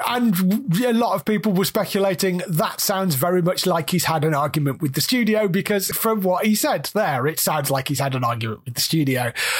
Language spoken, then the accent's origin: English; Australia; I use cuss words because I do, and I'm Australian, and it's who I am.